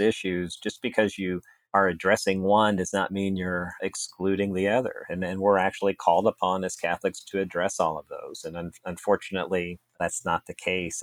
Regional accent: Kansas City, United States; also born or lived in Atchison, Kansas; I grew up in Kansas City

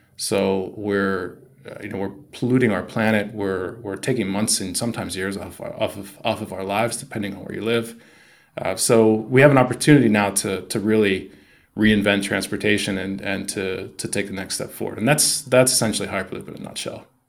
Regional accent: United States; moved away as an adult; also born or lived in Shanghai / Tokyo; growing up in the States

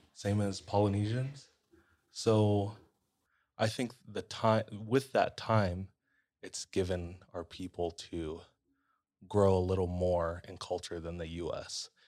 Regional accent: Hawaii, United States

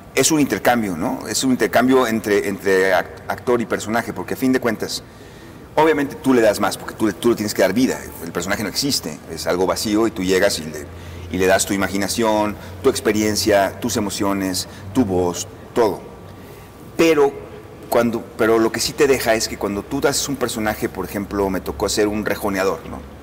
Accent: Mazatlán, Sinaloa, Mexico; moved away; yo soy yo crecí en Mazatlán

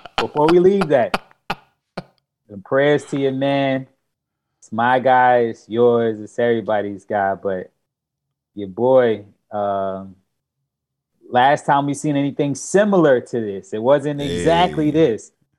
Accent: New York City, New York, United States; I grew up in Queens, and a lot of my time was in Flushing, Queens.

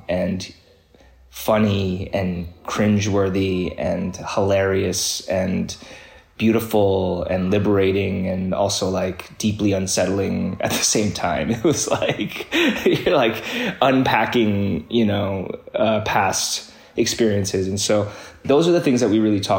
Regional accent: Midwest, United States; as an immigrant kid, growing up in the Midwest

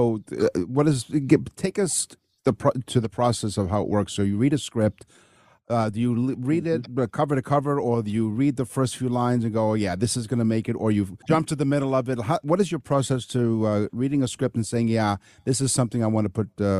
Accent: Canada; And being Canadian, I'd apologize for him doing that.

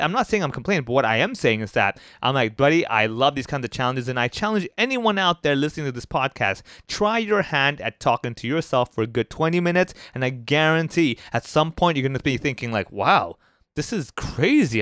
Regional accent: Hong Kong; someone like myself who was born and raised in Hong Kong

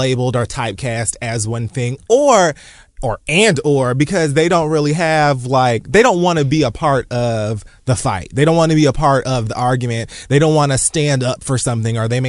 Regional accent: United States; I was born in America. My parents were born in Jamaica

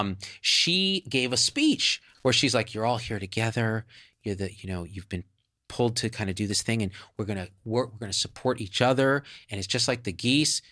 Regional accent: Clovis, California, United States; moved away as an adult; also born or lived in Berkeley, California; as far left as you could get for Clovis, California

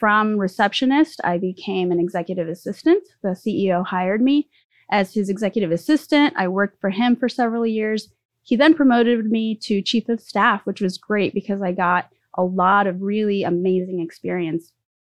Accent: California, United States; also born or lived in Mexico City, Mexico; So I was born in Mexico City. I moved to the U.S. at the age of 7. We moved to Southern California, and have lived in 3 different states since then and many cities, and ended up here in Sacramento.

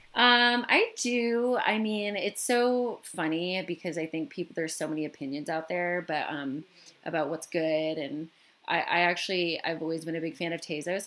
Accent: Michigan, United States; where I grew up in Michigan

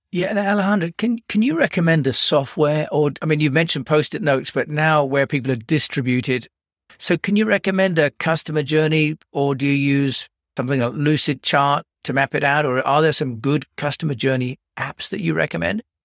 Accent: United Kingdom; I'm British

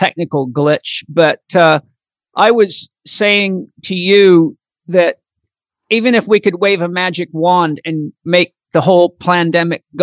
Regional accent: Comox Valley, Vancouver Island, British Columbia, Canada; Comox Valley Farmers Association, where I grew up on Vancouver Island

